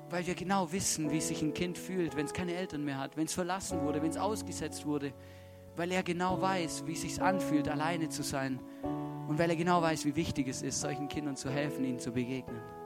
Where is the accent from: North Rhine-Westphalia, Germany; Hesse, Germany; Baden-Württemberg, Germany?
Baden-Württemberg, Germany; Stuttgart; moved away as an adult; now in Austria; ich bin aufgewachsen in Stuttgart